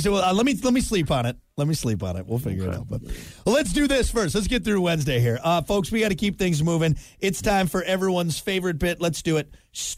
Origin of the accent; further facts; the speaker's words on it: Wisconsin, United States; I grew up in Wisconsin.